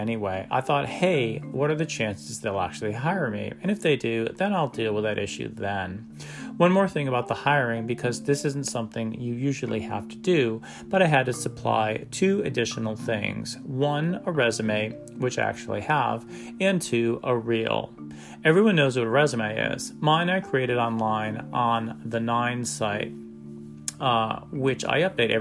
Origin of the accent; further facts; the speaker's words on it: Northeast, United States; also born or lived in Kennesaw, Georgia; now in Atlanta, United States; growing up in the Northeast